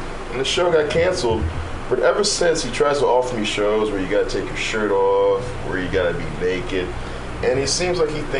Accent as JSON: {"language": "English", "town": "New York City", "region": "New York", "country": "United States", "moved": "yes", "lives_now": "San Francisco, United States", "said": "I'm from Brooklyn. I'm from New York. I've been around gays, homosexuals, trans all my life."}